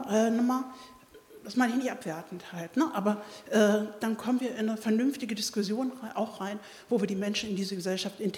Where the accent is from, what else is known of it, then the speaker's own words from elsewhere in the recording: Lower Saxony, Germany; Ich bin ein spätes Kind aus Ostpreußen, aus Schlesien. Und ich bin aufgewachsen im Kedinger Land.